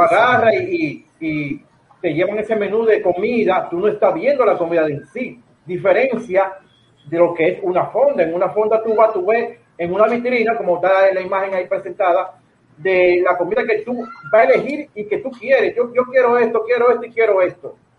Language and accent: Spanish; Dominican Republic; lo que somos nosotros como dominicanos